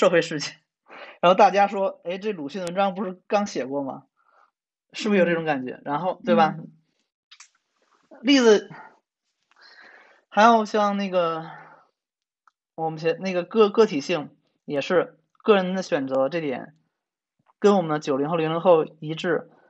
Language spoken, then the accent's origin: Chinese; China; 我虽然是中国人嘛